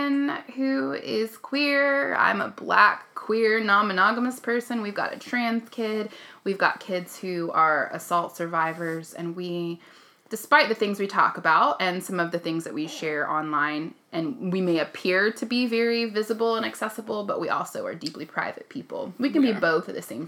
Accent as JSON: {"language": "English", "region": "Oklahoma", "country": "United States", "tie": "born or raised there", "said": "I grew up in Oklahoma"}